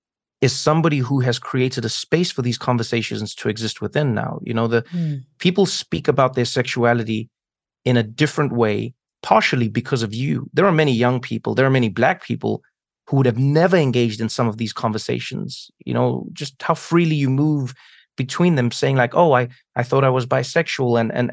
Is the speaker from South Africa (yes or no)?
yes; South Africa; I grew up in South Africa at a time when, you know, not only were we, I mean, exploring the very genesis of a democracy